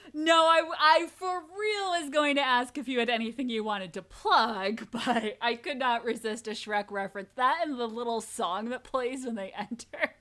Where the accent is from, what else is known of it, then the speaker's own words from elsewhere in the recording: New England, Connecticut, United States; I grew up in New England. I lived in Connecticut